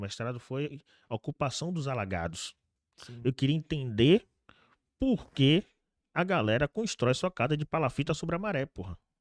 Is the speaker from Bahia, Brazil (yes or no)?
yes; Salvador, Bahia, Brazil; E eu nasci e fui criado na Cidade Baixa, CBX, CBX, né? Nos antigos alagados